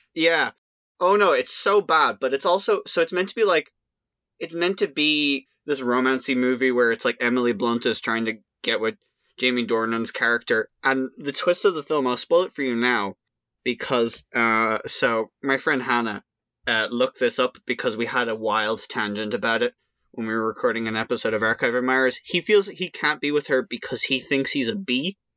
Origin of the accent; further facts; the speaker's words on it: Ireland; accent: Irish; I've certainly played up that aspect of my Irish accent